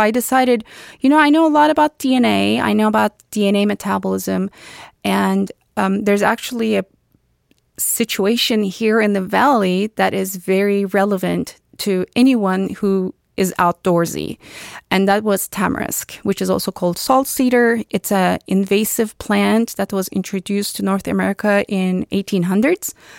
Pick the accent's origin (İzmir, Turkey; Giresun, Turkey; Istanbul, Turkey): Istanbul, Turkey; moved away as an adult; now in United States; I was born and raised in Turkey, in Istanbul, Turkey